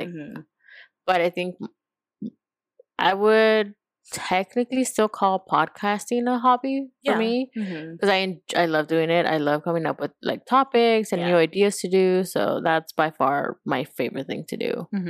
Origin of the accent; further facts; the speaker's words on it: Los Angeles, California, United States; also born or lived in Montebello / Bellflower / Compton; I born and raised in Boyle Heights.